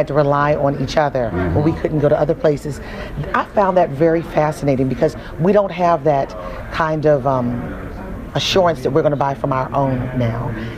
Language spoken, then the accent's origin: English; Baltimore, Maryland, United States; I'm from Baltimore. Baltimore is a huge renters community.